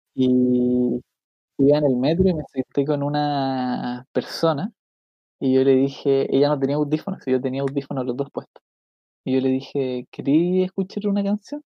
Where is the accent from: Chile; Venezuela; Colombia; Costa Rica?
Chile; yo soy de Chile